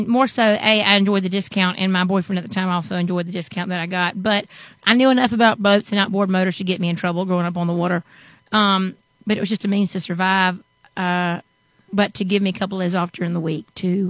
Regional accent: Savannah, Georgia, United States; moved away as an adult; now in Nashville, United States; I'm from the Savannah, Georgia area, the coastal part of Georgia, low country, and been in Nashville, Tennessee the last 8 years. March will be 9.

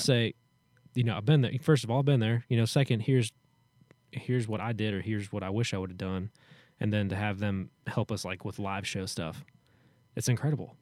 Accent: Hendersonville, Tennessee, United States; born or raised there

